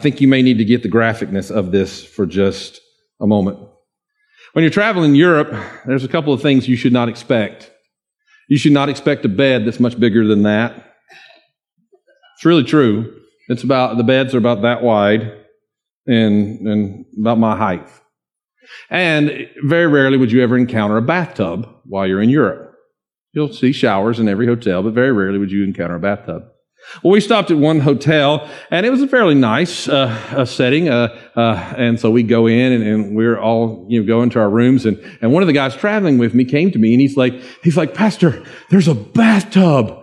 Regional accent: Dawsonville, Georgia, United States; I'm from a little place called Dawsonville, just north of Cumming

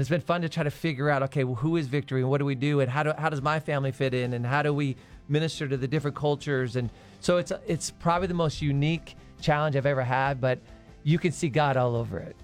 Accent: Arizona, United States; I was born and raised in Arizona

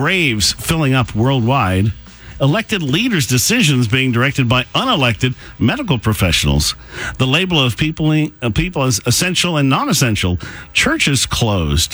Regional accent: United States; Growing up in America

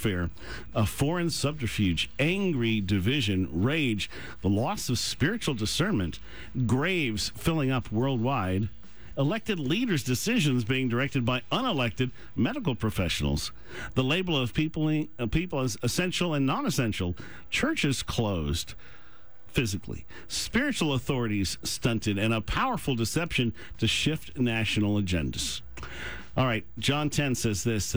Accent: United States; Growing up in America

